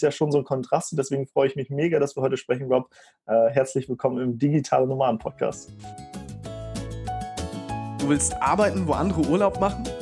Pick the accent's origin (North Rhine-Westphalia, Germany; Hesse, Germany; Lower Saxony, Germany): Lower Saxony, Germany; ich komme da aus der Ecke Soltau-Fallenbosse, wo der Heidepark ist.